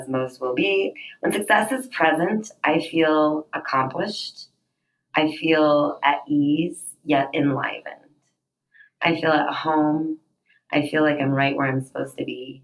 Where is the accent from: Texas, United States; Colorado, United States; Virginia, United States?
Colorado, United States; Denver; I'm from Denver, Colorado, and I am an aerialist